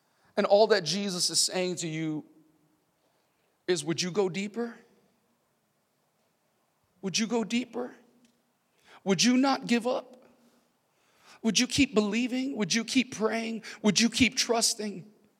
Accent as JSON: {"language": "English", "region": "California", "country": "United States", "tie": "born or raised there", "also_born_or_lived": "San Diego", "said": "Central California, down to the border of Mexico and California. I was born in San Diego, and it was just zigzagging throughout the state of California."}